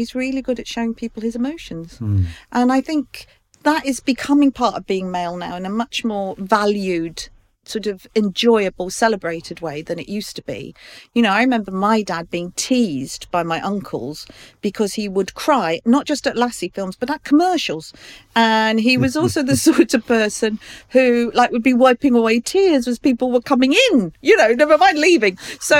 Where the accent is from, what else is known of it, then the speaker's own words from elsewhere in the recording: Ireland; Oh, well, you see, because I'm Irish, I was the only child.